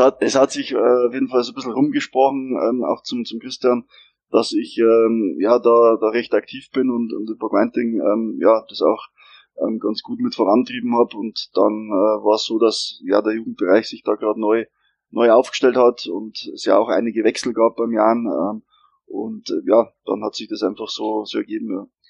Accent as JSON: {"language": "German", "town": "Regensburg", "region": "Bavaria", "country": "Germany", "tie": "born or raised there", "said": "ich bin Regensburger Gebürtiger"}